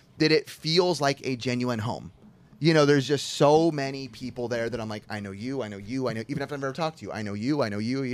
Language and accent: English; California, United States; we in California, where we from